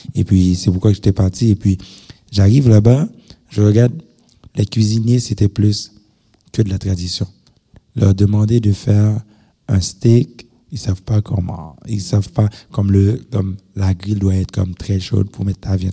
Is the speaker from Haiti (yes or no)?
yes; Haiti; moved away as an adult; now in Montreal, Canada; j'ai grandi en Haïti.